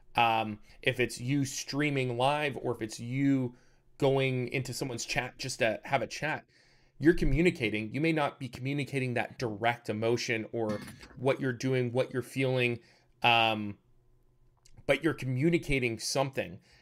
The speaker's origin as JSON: {"language": "English", "country": "Canada", "said": "I'm from Canada"}